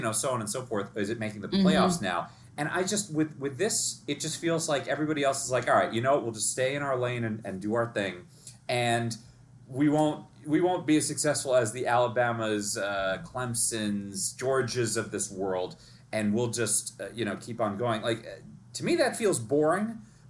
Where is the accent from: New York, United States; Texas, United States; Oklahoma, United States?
New York, United States; New York City; because I'm from New York City.